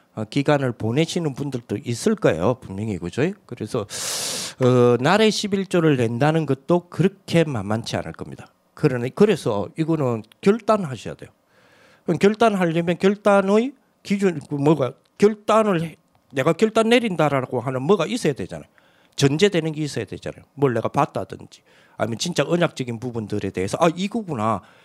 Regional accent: South Korea; 저는 신성동 산의 182번지 출신이에요

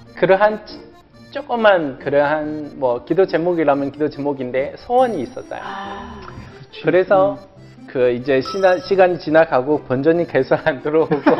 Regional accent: China; Korean is a second language; moved away as an adult; now in South Korea

